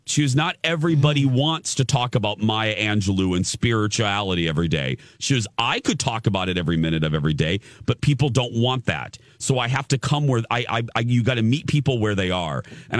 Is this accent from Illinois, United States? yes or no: yes; Chicago, Illinois, United States; moved away; I grew up in the Chicago area, so I watched Oprah before the rest of the country watched Oprah.